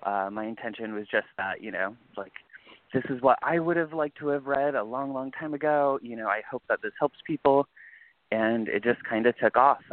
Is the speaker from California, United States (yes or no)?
yes; California, United States; moved away; also born or lived in East Coast; I was raised in California